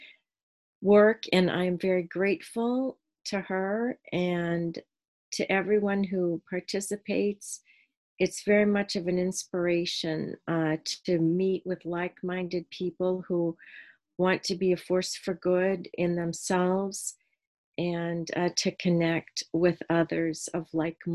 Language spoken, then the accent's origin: English; Erie, Pennsylvania, United States; I am from Erie, Pennsylvania.